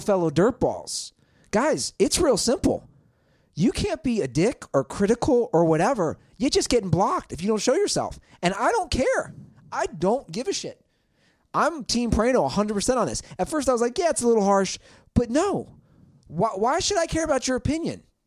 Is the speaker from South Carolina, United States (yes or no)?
no; Cincinnati, Ohio, United States; born or raised there; moved away